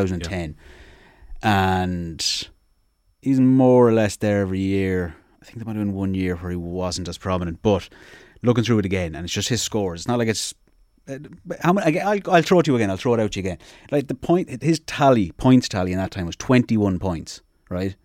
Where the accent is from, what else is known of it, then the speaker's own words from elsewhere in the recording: Sligo, Connacht, Ireland; I'm obviously from Connacht, from Sligo